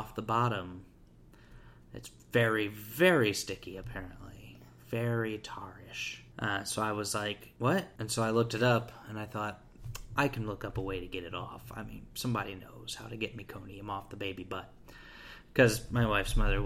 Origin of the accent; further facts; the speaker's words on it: Indianapolis, Indiana, United States; I'm from Indianapolis